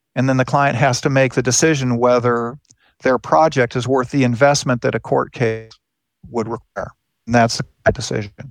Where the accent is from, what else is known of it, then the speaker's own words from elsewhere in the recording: Southern California, United States; moved away; I grew up in California.